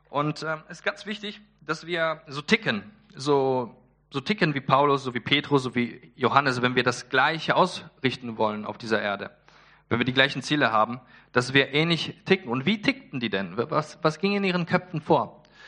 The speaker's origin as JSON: {"language": "German", "country": "Poland", "said": "ich bin Pole"}